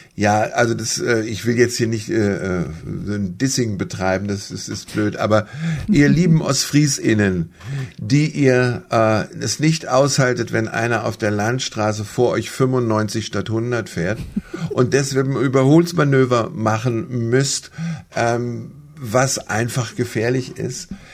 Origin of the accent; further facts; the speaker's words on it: Göttingen, Lower Saxony, Germany; moved away as an adult; also born or lived in Munich; now in Aurich, Germany; Ich bin aus Göttingen, ganz am südlichen Rand.